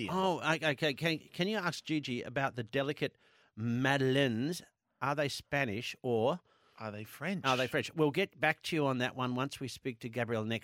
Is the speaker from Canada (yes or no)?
no; Chadstone, Victoria, Australia; I'm from Chadstone.